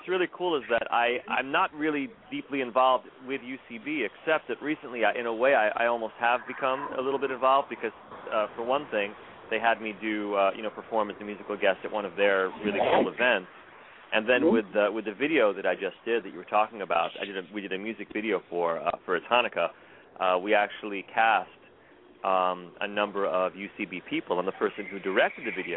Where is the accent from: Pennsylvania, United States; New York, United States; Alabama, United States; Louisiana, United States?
New York, United States; New York City; I grew up in New York City